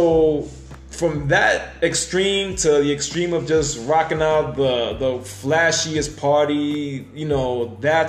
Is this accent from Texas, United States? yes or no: no; New York, United States; growing up in New York